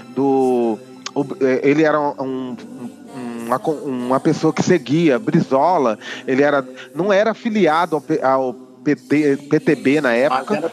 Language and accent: Portuguese; Itabuna, Bahia, Brazil; sou baiano, né? De Itabuna, é, né, negro e nordestino